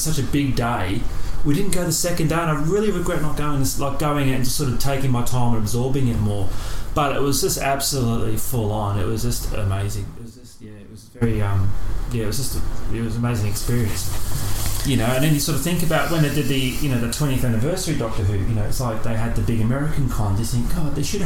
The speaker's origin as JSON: {"language": "English", "country": "Australia", "said": "I'm from Australia"}